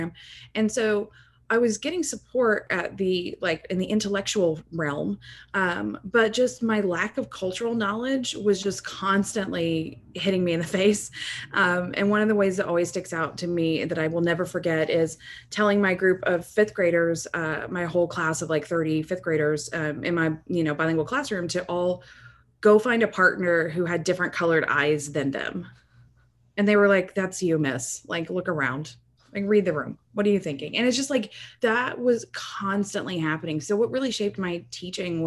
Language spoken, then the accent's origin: English; rural Texas, United States; also born or lived in Dallas area, Texas; I am from a very rural part of Texas, and I grew up in a very homogenous environment